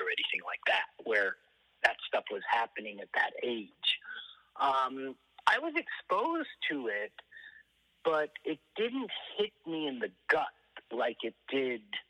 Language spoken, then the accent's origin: English; New York City, New York, United States; also born or lived in Europe / France / Boston / Hollywood; I was born in New York and I grew up most of my life in New York, but I didn't have a unique New York City youth because I was actually French educated